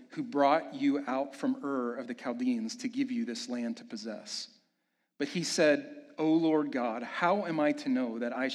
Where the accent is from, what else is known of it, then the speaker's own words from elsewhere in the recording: Kansas City, United States; moved away as an adult; Amanda and I made the decision to move back to my hometown in Kansas City